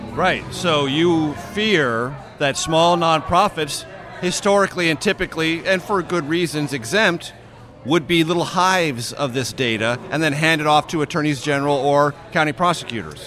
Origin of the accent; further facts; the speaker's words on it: San Diego, California, United States; now in Washington, D.C., United States; we're in my hometown. We're in San Diego